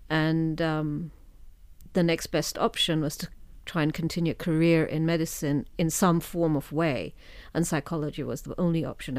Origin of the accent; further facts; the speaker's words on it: Kenya; moved away; I was born and brought up in Kenya.